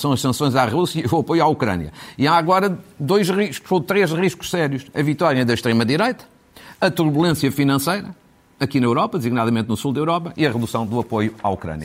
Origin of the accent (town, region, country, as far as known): Fafe, Norte, Portugal; born or raised there